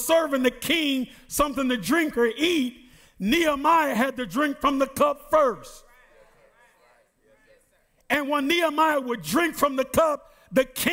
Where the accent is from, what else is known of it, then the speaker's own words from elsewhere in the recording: United States; I was born in the United States of America